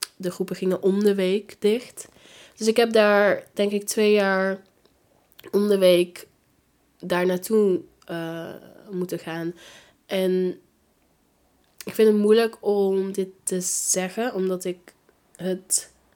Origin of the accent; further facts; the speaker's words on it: Gilze, North Brabant, Netherlands; also born or lived in Tilburg / Breda; ik ben opgegroeid in Gilze